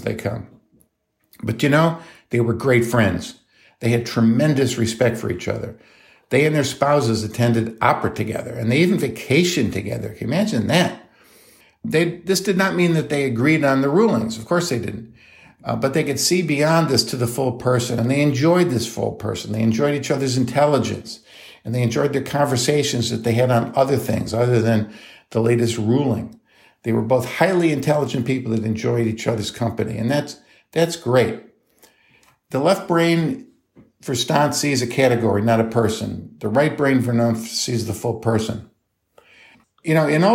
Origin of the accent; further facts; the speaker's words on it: New York, United States; moved away as an adult; also born or lived in North Carolina; I grew up in New York State in the United States